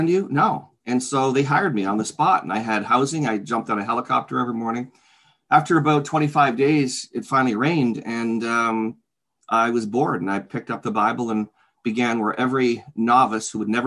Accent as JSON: {"language": "English", "town": "Oakville", "region": "Ontario", "country": "Canada", "tie": "born or raised there", "also_born_or_lived": "Toronto, Ontario", "lives_now": "Hamilton, Canada", "said": "I'm a native Canadian, fourth generation. I was born in Toronto, raised in Oakville, Ontario."}